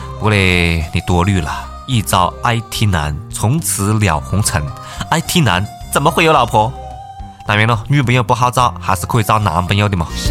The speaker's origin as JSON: {"language": "Chinese", "country": "China", "said": "作为中国人，我只能讲一句：我们是韩国人的祖宗，"}